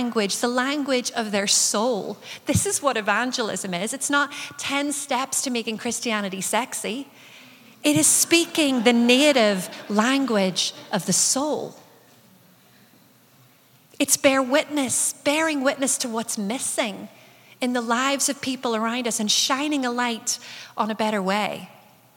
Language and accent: English; Northern Ireland, United Kingdom; growing up in Northern Ireland as a young person